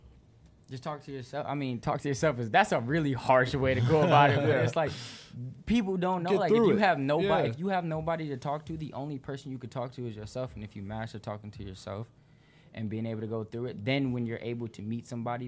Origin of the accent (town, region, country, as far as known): West Bloomfield, Michigan, United States; born or raised there; also born or lived in Detroit, Michigan / Flat Rock, Michigan